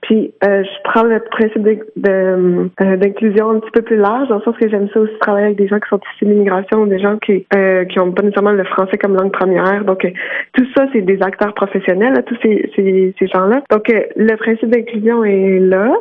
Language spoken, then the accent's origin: French; Quebec, Canada; also born or lived in Montreal; je suis je suis québécoise puis j'habite à Montréal.